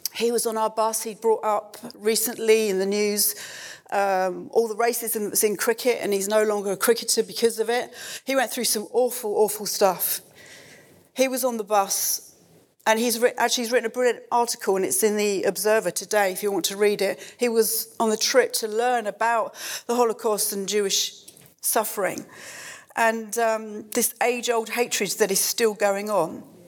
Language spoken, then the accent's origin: English; United Kingdom; as Christians, as British Christians